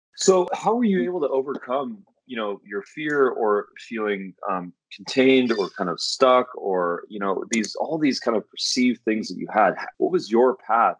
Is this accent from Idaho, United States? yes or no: no; Santa Monica, California, United States; I was born in Santa Monica. I was born in the states